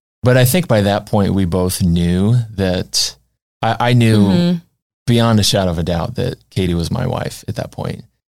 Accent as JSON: {"language": "English", "area": "just outside of Springfield", "region": "Illinois", "country": "United States", "said": "So I'm originally from just outside of Springfield, Illinois."}